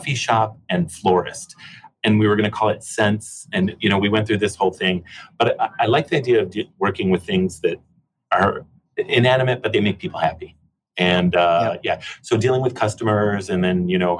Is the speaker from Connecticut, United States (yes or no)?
no; Chicago, Illinois, United States; moved away as an adult; also born or lived in California; now in British Columbia, Canada; I grew up in Chicago, so most of my life was spent in Chicago, and then we moved to California